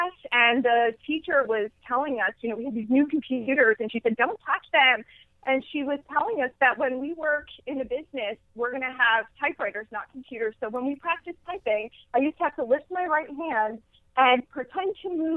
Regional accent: New Jersey, United States; I'm from New Jersey. I've grown up in New Jersey my whole life

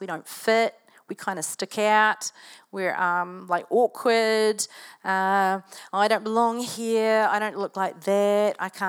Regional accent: Invercargill, Southland, New Zealand; born there; but when I was growing up, I was born in Invercargill. Who knows where Invercargill is?

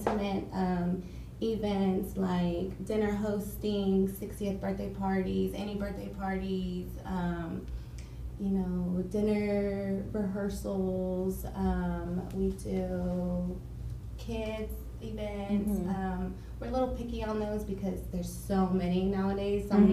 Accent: Dallas, Texas, United States; also born or lived in Midlothian, Texas; I'm from Dallas. Born and raised in Dallas

